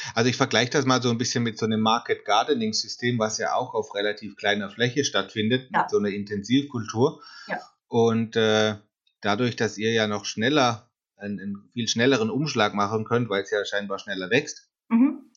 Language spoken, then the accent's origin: German; Karlsruhe, Baden-Württemberg, Germany; ich komme aus dem Süden, Karlsruhe